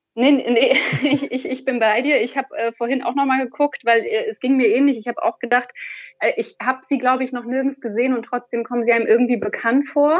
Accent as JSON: {"language": "German", "town": "Rostock", "region": "Mecklenburg-Vorpommern", "country": "Germany", "said": "Ich bin aus Rostock"}